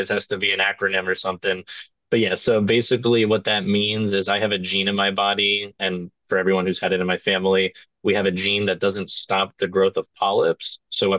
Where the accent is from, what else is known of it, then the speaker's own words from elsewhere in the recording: New Jersey, United States; I grew up in Opaqua, New Jersey, and that's pretty much the furthest left corner. It's like in Sussex County